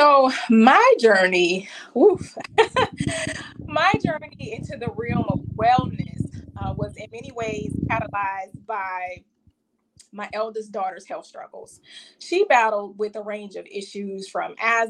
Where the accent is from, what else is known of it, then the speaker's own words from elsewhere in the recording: Savannah, Georgia, United States; I hail from Savannah, Georgia.